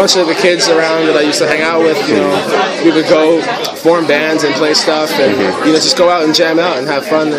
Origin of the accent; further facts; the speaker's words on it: New York City, New York, United States; You know, I grew up in Brooklyn. I was born and raised in Brooklyn, you know, and I grew up in the city.